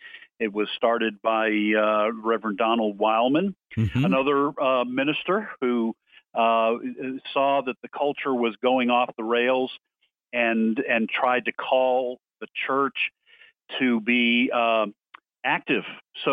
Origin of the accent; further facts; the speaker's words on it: Boston, Massachusetts, United States; now in Tupelo, United States; I'm actually from the Boston area, but I married a Mississippi girl. We're located in Tupelo.